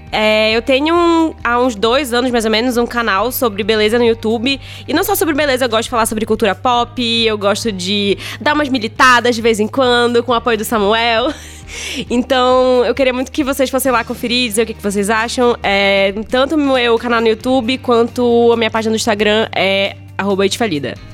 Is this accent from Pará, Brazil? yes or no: yes; Pará, Brazil; Eu vim lá do Pará, tô dois anos morando